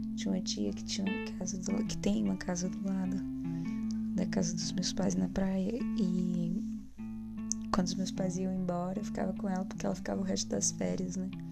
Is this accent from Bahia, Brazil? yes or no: yes; Bahia, Brazil; moved away as an adult; Eu sou baiana, né? Eu sou baiana e tô na Bahia